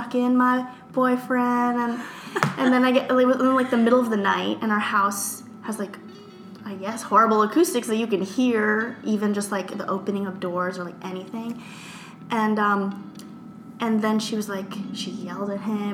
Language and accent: English; United States; growing up in the Philippines is a lot different than growing up here. And my family and I were first generation Americans